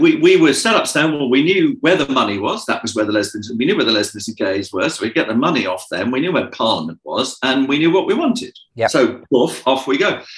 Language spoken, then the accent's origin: English; United Kingdom; I'm European, and he's Nigerian, and I'm British